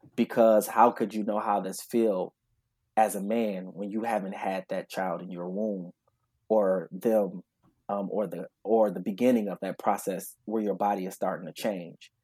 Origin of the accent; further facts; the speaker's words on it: Grand Rapids, Michigan, United States; I'm originally from Grand Rapids, Michigan